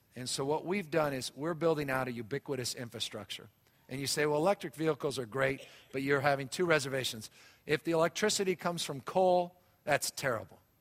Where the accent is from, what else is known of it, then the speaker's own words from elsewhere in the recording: San Francisco, California, United States; I was raised out here in San Francisco